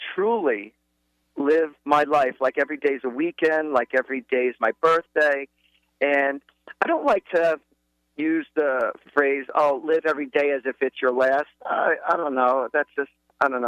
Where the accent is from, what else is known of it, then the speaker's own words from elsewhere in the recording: New Jersey, United States; I'm from Central Jersey